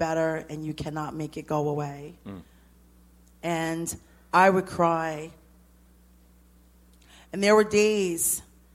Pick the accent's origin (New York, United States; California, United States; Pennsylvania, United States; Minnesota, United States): New York, United States; New York City; I'm from Brooklyn